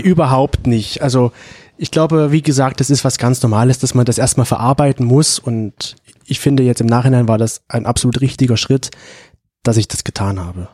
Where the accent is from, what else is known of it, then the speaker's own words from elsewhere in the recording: Leipzig, Saxony, Germany; now in Dresden, Germany; ich bin ja in Leipzig aufgewachsen, habe da auch gewohnt lange Zeit